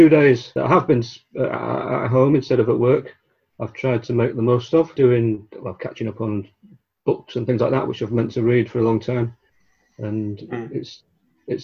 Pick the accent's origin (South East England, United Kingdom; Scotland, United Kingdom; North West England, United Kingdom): North West England, United Kingdom; Blackburn; moved away as an adult; also born or lived in Liverpool; I grew up in Blackburn in Lancashire.